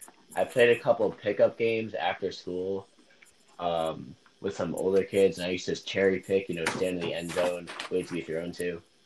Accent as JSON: {"language": "English", "region": "Connecticut", "country": "United States", "moved": "yes", "said": "I'm from Connecticut, and I know Ultimate is a lot bigger down here than it is up there."}